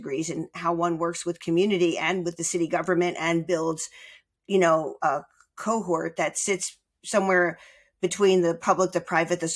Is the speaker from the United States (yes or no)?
yes; Margate, New Jersey, United States; moved away as an adult; also born or lived in Philadelphia; I grew up in Margate, New Jersey